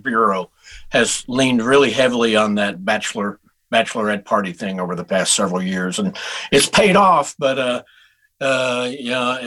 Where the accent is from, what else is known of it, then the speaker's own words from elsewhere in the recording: Houston, Texas, United States; moved away as an adult; also born or lived in Denton, Texas; now in Nashville, United States; I was born in Houston, Texas